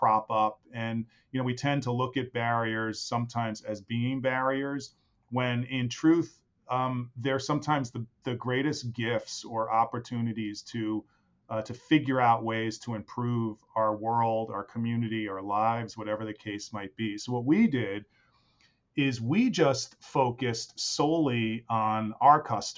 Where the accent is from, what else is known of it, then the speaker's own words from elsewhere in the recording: New York City, New York, United States; I am from New York City. That's where I was born and raised